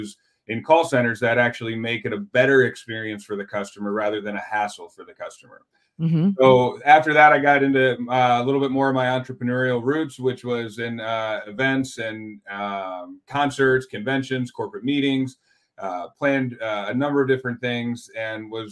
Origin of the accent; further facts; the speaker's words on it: Michigan, United States; now in Houston, United States; I grew up in Michigan